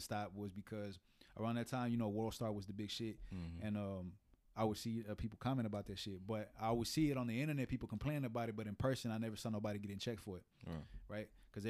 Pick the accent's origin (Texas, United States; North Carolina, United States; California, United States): Texas, United States; Houston; I grew up in Houston.